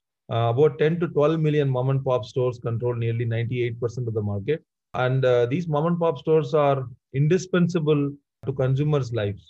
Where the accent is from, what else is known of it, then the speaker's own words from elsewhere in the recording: Madurai, Tamil Nadu, India; moved away; I come from a deep southern town called Madurai